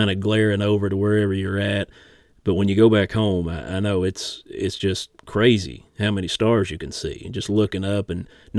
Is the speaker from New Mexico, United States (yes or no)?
no; Inez, Kentucky, United States; moved away; I'm from Turkey Creek over there